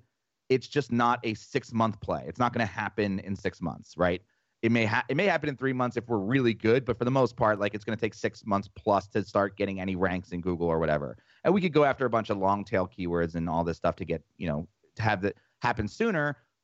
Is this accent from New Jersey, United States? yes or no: yes; New Jersey, United States; We're both from Jersey.